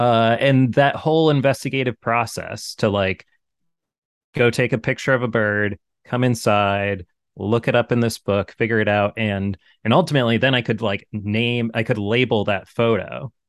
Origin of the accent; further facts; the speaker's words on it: Hollis, Maine, United States; my parents' house at the time, growing up in Hollis, a very rural town, kind of inland from 20 minutes inland from Portland.